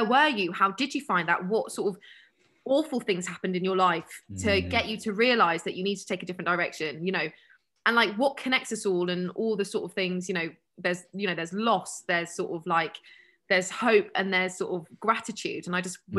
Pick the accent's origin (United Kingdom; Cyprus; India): United Kingdom; we're so British